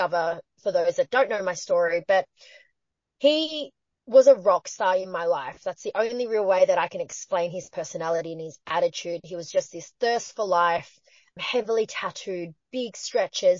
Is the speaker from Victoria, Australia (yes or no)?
yes; Patterson Lakes, Victoria, Australia; I'm Chinese Australian, but back in the 90s, in the suburb that I grew up in Victoria, there's a small town called Paterson Lakes.